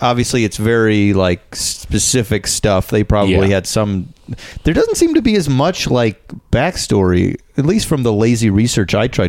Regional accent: Schaumburg, Illinois, United States; born or raised there

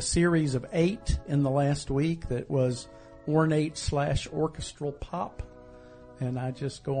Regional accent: Knoxville, Tennessee, United States; I am from Knoxville

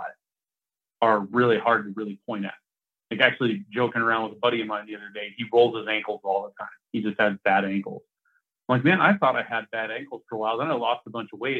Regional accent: Oregon, United States; now in Colorado, United States; I was back in my hometown in Oregon last week

